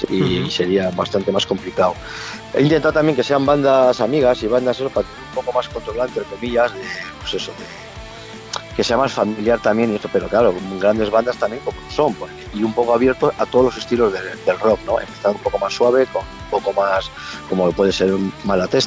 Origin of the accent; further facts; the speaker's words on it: Santurtzi, Basque Country, Spain; now in Abanto y Ciérvana, Spain; Pero yo vengo de Santurce, ¿eh? o sea que eso yo soy extranjero.